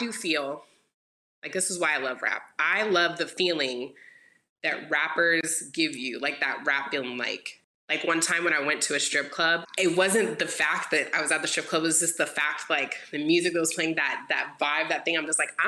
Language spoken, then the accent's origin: English; Houston, Texas, United States; I grew up in Houston